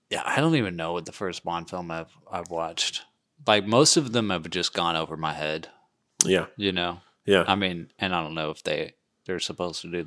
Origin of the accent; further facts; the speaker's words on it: England, United Kingdom; moved away; I'm English.